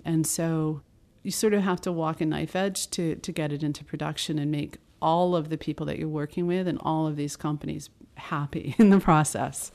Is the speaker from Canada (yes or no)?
no; United States; I'm an American